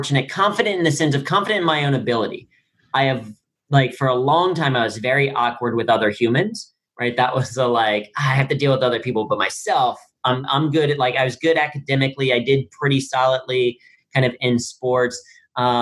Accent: Cincinnati, Ohio, United States; I grew up in Cincinnati, Ohio

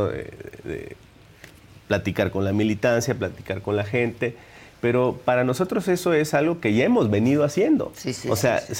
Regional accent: Minatitlán, Veracruz, Mexico; de Minatitlán, el sur del estado.

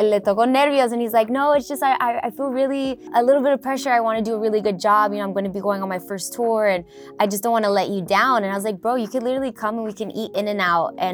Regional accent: Inglewood, California, United States; me being Chicana, born and raised in Inglewood

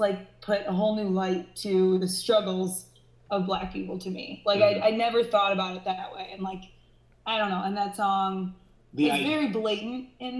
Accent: Chicago, Illinois, United States; moved away; I'm originally from the Chicago area.

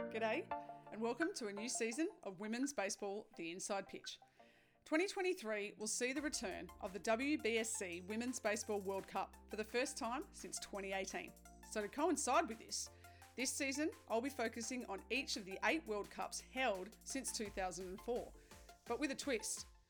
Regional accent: New South Wales, Australia; now in Victoria, Australia; I grew up in New South Wales and I moved to Victoria

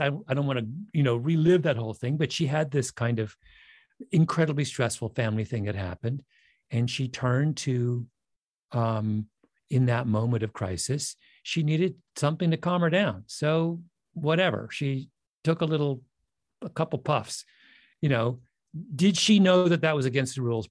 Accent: Canada; I grew up in Canada

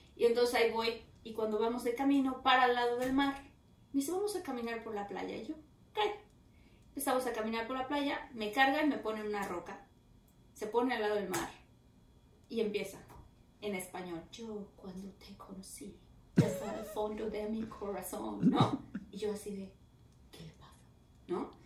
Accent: Mexico; Y como mexicana

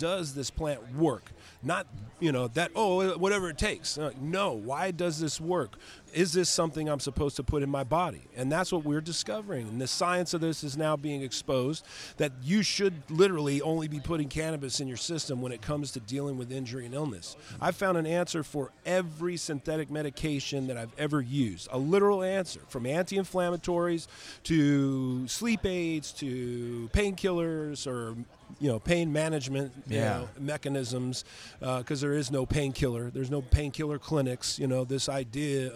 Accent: Moreno Valley, California, United States; my hometown, Moreno Valley, California

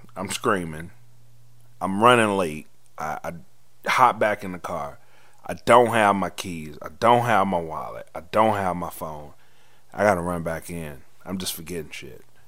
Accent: the South, United States; I'm from the South

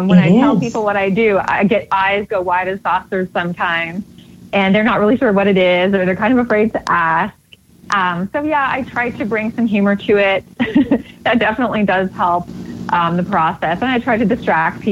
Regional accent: Canada; I grew up in Canada

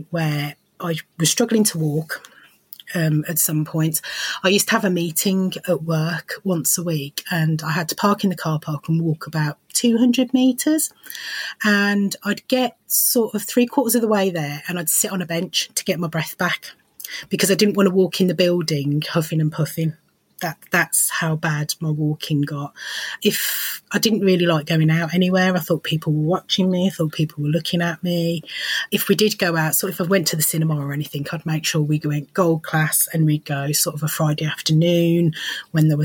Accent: Lincolnshire, East Midlands, United Kingdom; moved away as an adult; now in Birmingham, United Kingdom; I'm from Lincolnshire. I moved to Birmingham over 20 years ago

